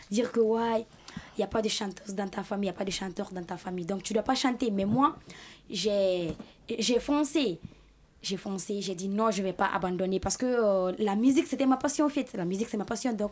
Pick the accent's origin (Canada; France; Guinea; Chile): Guinea; French is a second language; Je viens de la Guinée-Conakry.